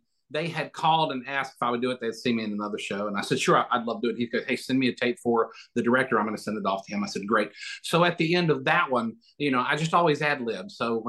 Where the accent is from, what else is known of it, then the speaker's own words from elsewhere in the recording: the South, United States; Well, I'm from the South